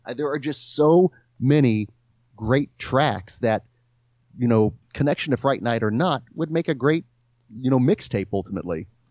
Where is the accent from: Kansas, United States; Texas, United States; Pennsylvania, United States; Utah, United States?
Kansas, United States; Stanley; I grew up in Stanley, Kansas, which does not exist anymore